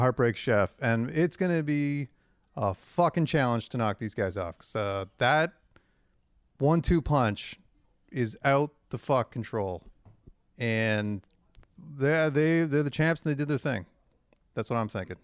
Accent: Hamilton, Ontario, Canada; growing up in Hamilton and the girls in my high school all play Transway

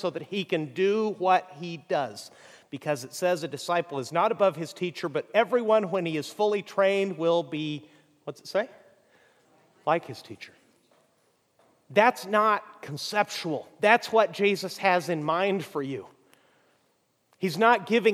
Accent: Mexico; moved away; I grew up in Mexico

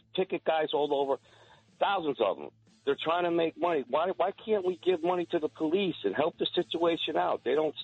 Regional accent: New York, United States; now in Connecticut, United States; I'm a native New Yorker. I was born and raised there. And I was raised by a Jewish guy.

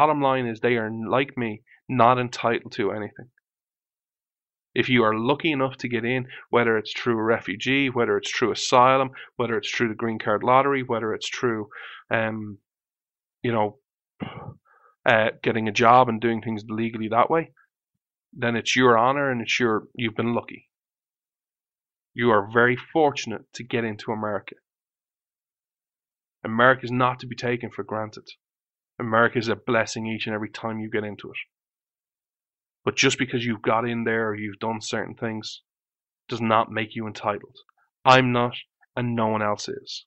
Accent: Ireland; I was born in Ireland

